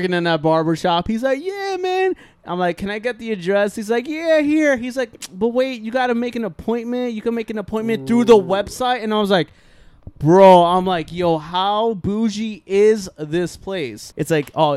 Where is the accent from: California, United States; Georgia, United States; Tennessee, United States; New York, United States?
New York, United States; New York City; I grew up in Ridgewood